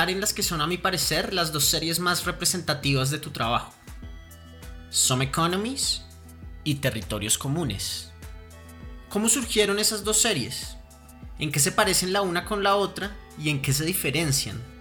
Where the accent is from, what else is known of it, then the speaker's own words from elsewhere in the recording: Bogotá, Colombia; also born or lived in Buenos Aires, Argentina; Yo nací en Bogotá en 1981.